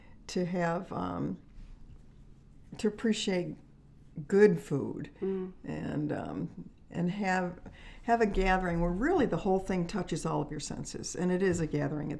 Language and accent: English; Finger Lakes, New York, United States; moved away as an adult; now in Kentucky, United States; we're originally from the Finger Lakes in New York State, and I was raised there on a lake, on Cayuga Lake.